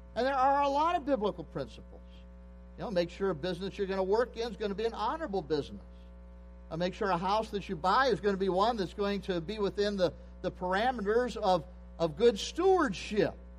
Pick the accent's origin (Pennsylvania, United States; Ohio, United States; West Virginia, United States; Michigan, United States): Pennsylvania, United States; I grew up in Pennsylvania.